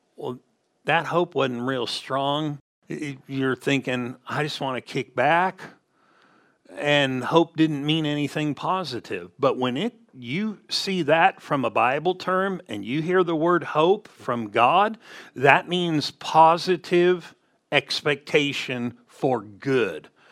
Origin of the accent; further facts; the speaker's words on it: Southern California, United States; we grew up in Southern California